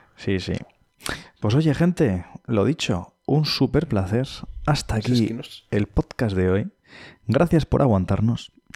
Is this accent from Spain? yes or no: yes; Madrid, Community of Madrid, Spain; also born or lived in Cáceres; now in Pamplona, Spain; soy madrileño, he vivido también en Cáceres y soy pamplónica. Eh, llevo en Pamplona viviendo más años que en ningún lado.